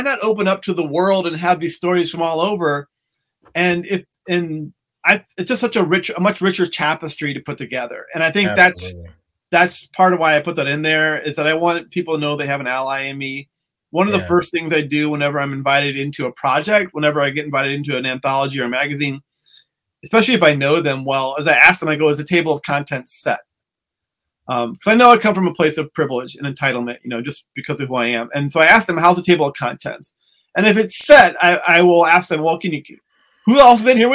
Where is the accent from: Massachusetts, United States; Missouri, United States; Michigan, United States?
Missouri, United States; St. Louis; moved away as an adult; also born or lived in Peoria, Illinois / Chicago, Illinois; Growing up in St. Louis, going to Bradley University in Peoria, moving to Chicago